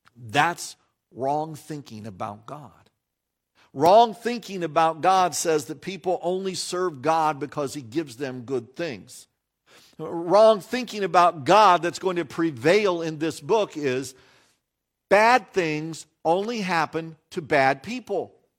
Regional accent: United States; we as American Christians

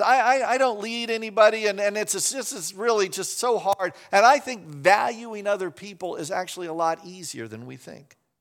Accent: Chicago, Illinois, United States; moved away; also born or lived in Winona Lake, Indiana; I'm from Chicago

